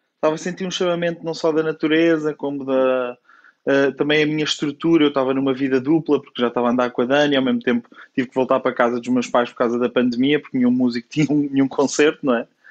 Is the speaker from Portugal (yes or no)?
yes; Coimbra, Centro, Portugal; moved away as an adult; also born or lived in Lisbon; eu sou de Coimbra e até aos meus 18 anos sempre vivi com esta vida bairrista